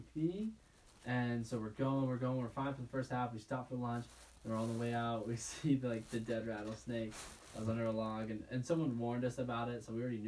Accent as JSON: {"language": "English", "town": "Park City", "region": "Utah", "country": "United States", "tie": "born or raised there", "said": "growing up in Park City"}